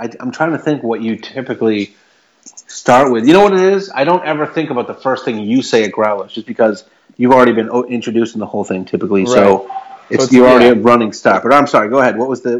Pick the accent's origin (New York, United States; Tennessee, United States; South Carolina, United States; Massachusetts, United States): Massachusetts, United States; Salem; my hometown of Salem, Mass.